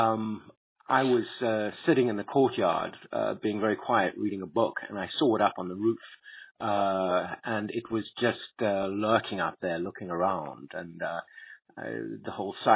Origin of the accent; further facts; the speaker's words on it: South Africa; moved away; also born or lived in Beijing; since I grew up in South Africa